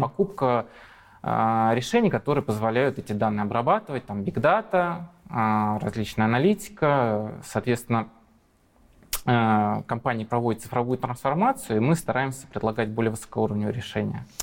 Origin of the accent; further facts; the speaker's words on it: Moscow, Russia; also born or lived in Ilmenau, Germany; Я москвич